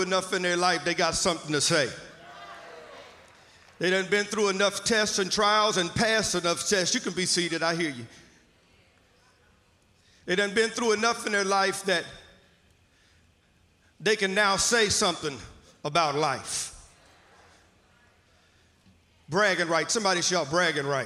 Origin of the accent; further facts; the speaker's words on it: Mississippi, United States; moved away; I'm from Mississippi originally, so I'll use some kind of vernacular to know that y'all may or may not understand